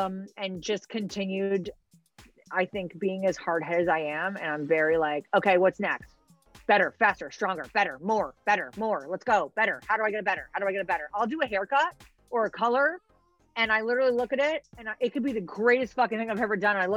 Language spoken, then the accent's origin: English; hometown near Southbury, Connecticut, United States; to be in my hometown that I grew up